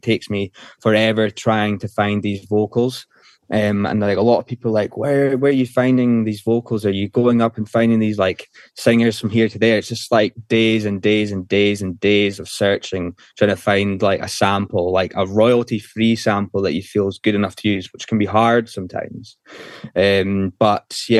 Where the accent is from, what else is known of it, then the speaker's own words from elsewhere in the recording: Isle of Skye, Scotland, United Kingdom; now in Glasgow, United Kingdom; went from there to where I was brought up, in the Isle of Skye